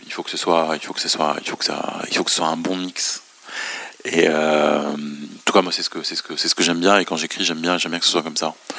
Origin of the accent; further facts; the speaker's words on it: Beirut, Beirut Governorate, Lebanon; now in France; je suis né et j'ai grandi à Beyrouth